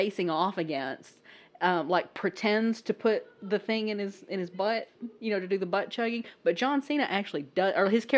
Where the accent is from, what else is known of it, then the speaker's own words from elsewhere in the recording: the South, United States; I come from the South. I'm from the South